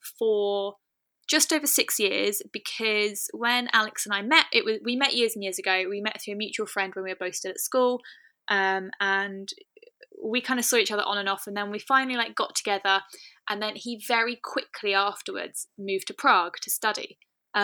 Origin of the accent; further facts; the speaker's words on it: United Kingdom; We're both British